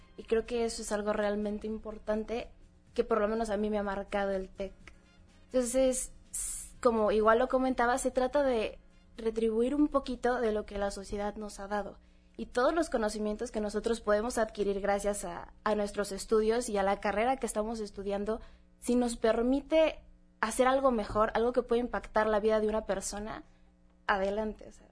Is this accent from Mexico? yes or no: yes; Mexico